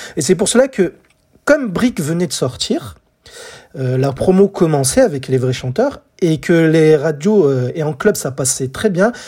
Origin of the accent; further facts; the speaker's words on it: France; chez nous en France en 1986, j'avais 10 ans